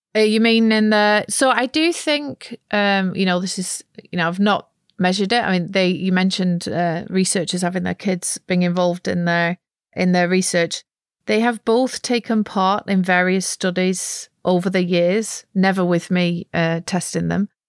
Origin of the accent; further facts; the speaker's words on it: near Preston, North West England, United Kingdom; accent: Lancashire; moved away as an adult; now in Netherlands; I grew up in a very monolingual part of England, or at least it was then, in the northwest of England, near Preston